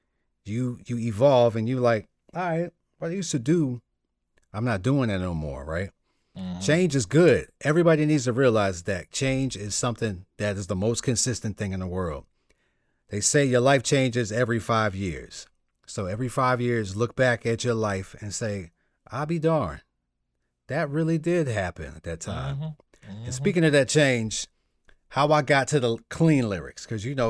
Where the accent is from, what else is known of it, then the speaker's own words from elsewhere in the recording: New York, United States; moved away; also born or lived in Virginia / Florida; I'm mainly from New York, but I've been in hoods in Virginia, New York, and in Florida